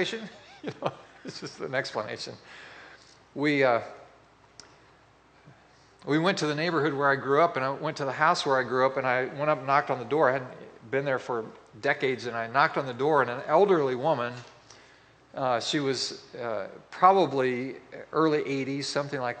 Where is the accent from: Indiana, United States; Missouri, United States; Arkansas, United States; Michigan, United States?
Indiana, United States; Boswell; moved away; my hometown, which is Boswell, Indiana